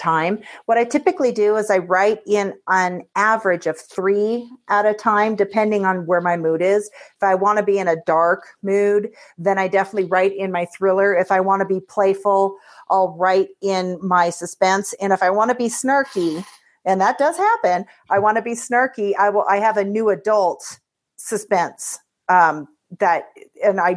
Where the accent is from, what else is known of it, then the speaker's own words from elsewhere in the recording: Seattle, Washington, United States; I grew up in Seattle